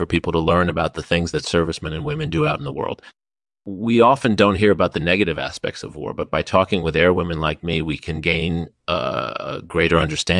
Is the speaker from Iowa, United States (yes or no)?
yes; Iowa, United States; I was born and raised in Iowa